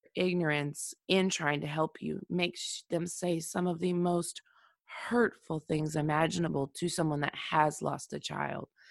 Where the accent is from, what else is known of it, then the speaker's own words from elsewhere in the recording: Oklahoma, United States; my home state of Oklahoma